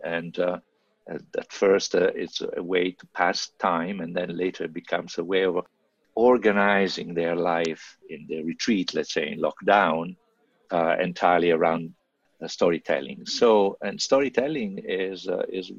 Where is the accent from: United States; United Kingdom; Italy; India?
Italy; moved away as an adult; I grew up in Italy and I went to high school there and college later